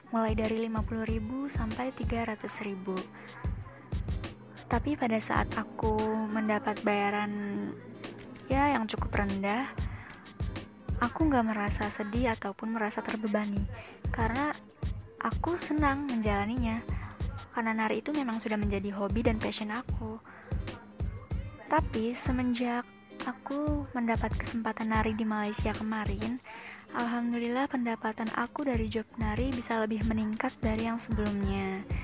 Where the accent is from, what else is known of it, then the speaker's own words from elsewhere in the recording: Bekasi, West Java, Indonesia; Aku lahir dan tinggal di Bekasi.